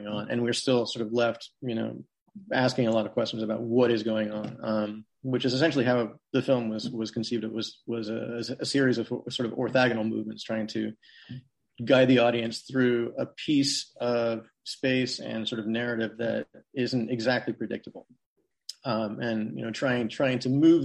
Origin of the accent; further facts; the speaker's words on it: Portland, Oregon, United States; I grew up in Portland. Left for college, came back.